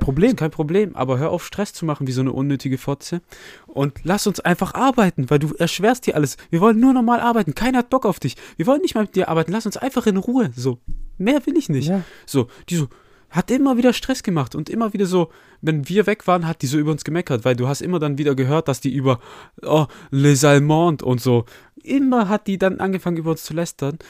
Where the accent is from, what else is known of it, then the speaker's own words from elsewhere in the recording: Germany; wir sind aus Deutschland